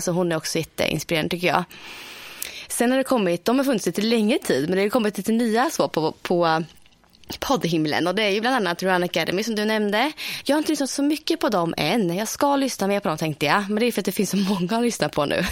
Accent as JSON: {"language": "Swedish", "region": "Östergötland", "country": "Sweden", "also_born_or_lived": "Motala", "said": "Här i Motala"}